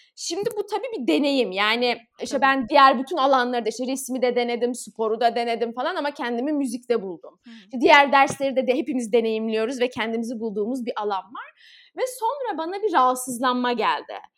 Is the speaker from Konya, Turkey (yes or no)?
no; Istanbul, Turkey; ben 15 Kasım 1993 İstanbul doğumluyum.